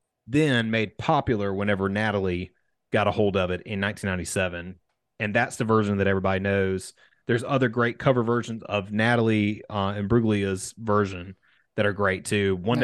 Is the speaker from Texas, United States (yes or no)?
no; South Carolina, United States; I'm a hick from South Carolina